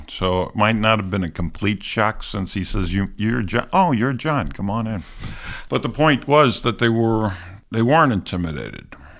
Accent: New York City, New York, United States; accent: New York; moved away as an adult; also born or lived in Alabama; I grew up in New York City, fifties and sixties.

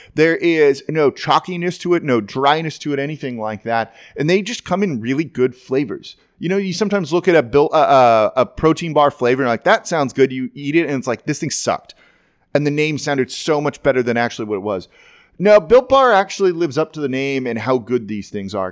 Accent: Los Angeles, California, United States; moved away; I'm being from Los Angeles originally.

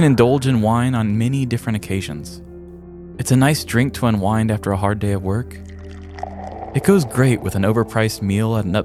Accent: Midwest, United States; Growing up in the Midwest

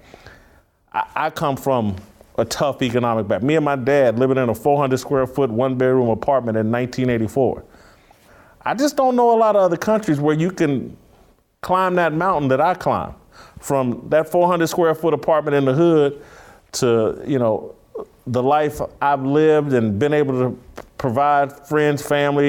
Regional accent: Indiana, United States; as a kid growing up in Indiana

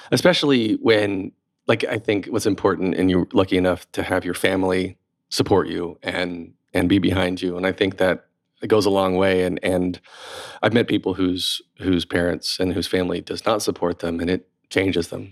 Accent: North Carolina, United States; moved away; also born or lived in Raleigh; I grew up in North Carolina too

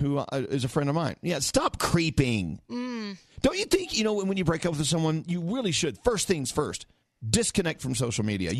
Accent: Texas, United States; And I'm from Texas.

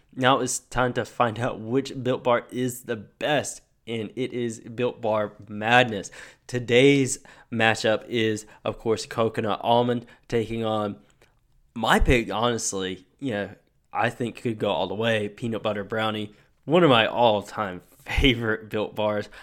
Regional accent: North Carolina, United States; I'm from North Carolina. College basketball is a religion here

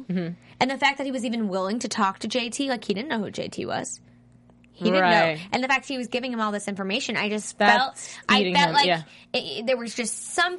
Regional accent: Boston, Massachusetts, United States; accent: Boston; I don't have a Boston accent.

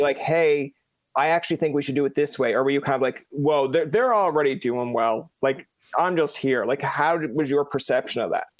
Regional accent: Newfoundland and Labrador, Canada; I'm from Newfoundland originally

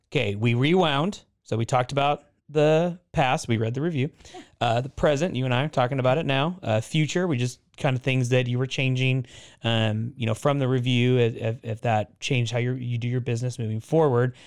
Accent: Oregon, United States; I grew up in Oregon

